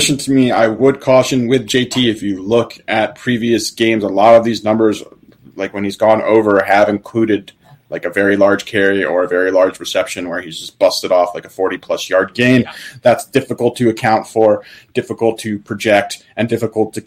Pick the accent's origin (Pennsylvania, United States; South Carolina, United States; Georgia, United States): Pennsylvania, United States; Philadelphia; I'm from Philadelphia area.